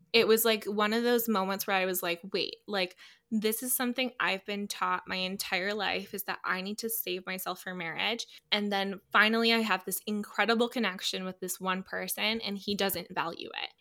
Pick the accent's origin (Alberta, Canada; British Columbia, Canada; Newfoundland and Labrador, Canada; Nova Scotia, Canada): Alberta, Canada; Calgary; I grew up in Calgary, Alberta.